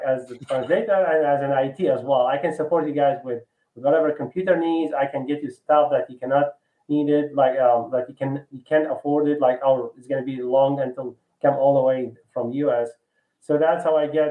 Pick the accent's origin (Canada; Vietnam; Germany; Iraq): Iraq; Baghdad, Baghdad Governorate; moved away as an adult; now in Houston, United States; I'm originally from Iraq, yeah, from Baghdad.